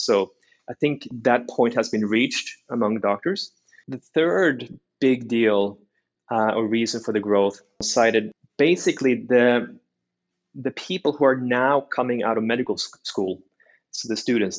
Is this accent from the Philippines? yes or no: no; Norway; moved away as an adult; also born or lived in China; now in United States; I was born and raised in Norway